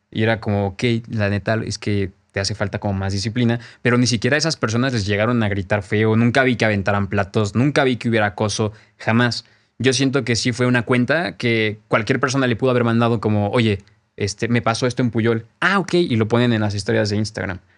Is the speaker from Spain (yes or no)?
no; Mexico; se dice, como paréntesis, que la tortilla ni siquiera la inventamos nosotros como mexicanos.